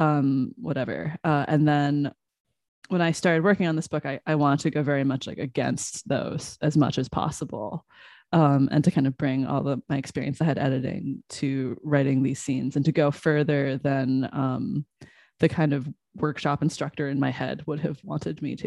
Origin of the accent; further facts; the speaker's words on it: Des Moines, Iowa, United States; I grew up in Des Moines, Iowa